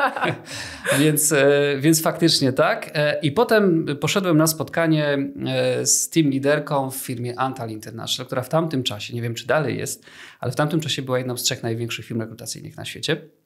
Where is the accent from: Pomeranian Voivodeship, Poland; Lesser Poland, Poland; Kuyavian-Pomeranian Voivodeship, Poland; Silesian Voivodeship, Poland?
Lesser Poland, Poland; Kraków; jestem z Krakowa